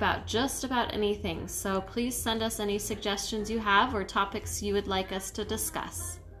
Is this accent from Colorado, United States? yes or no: yes; Colorado, United States; And I was born and raised in Colorado, USA.